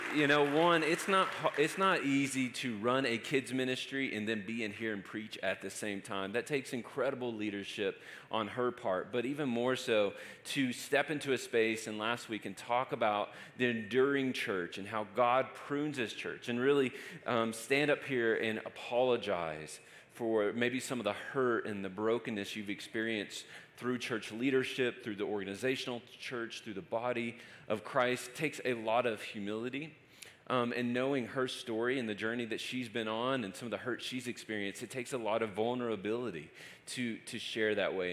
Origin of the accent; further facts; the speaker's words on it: Lubbock, Texas, United States; moved away as an adult; now in Denver, United States; I'm from West Texas and just moved to Colorado